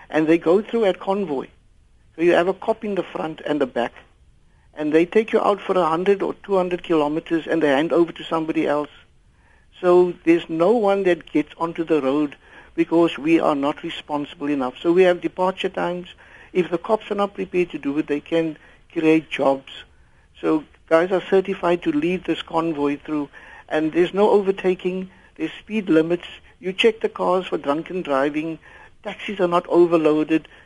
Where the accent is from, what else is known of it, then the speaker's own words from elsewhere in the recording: Port Elizabeth, Eastern Cape, South Africa; first language English; Afrikaans is a second language; ek is maar eh, van Port Elizabeth